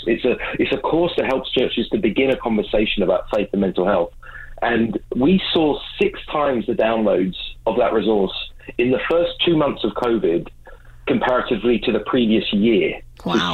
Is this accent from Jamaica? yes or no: no; England, United Kingdom; now in Vancouver, Canada; I do live in Vancouver, um, I'm originally from England